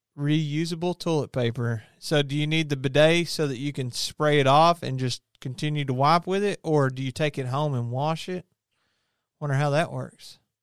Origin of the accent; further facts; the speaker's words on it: Kentucky, United States; I didn't choose to be born and raised in Kentucky